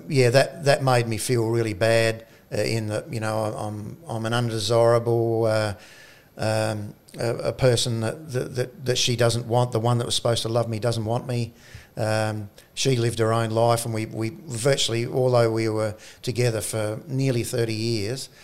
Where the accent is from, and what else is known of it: South Australia, Australia; also born or lived in Orroroo, South Australia